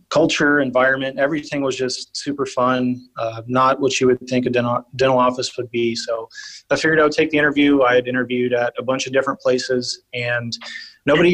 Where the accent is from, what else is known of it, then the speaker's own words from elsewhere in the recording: New Braunfels, Texas, United States; also born or lived in San Marcos, Texas / San Antonio, Texas; I was born and raised in New Braunfels, Texas